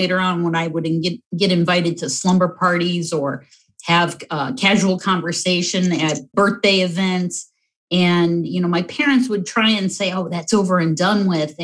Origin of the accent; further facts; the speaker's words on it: North Summit County, Ohio, United States; I grew up in North Summit County on a 180-acre farm.